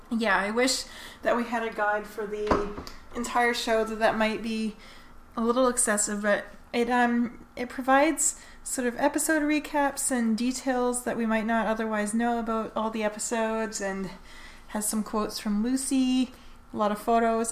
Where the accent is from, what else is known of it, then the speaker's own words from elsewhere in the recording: Canada; I'm a Canadian lesbian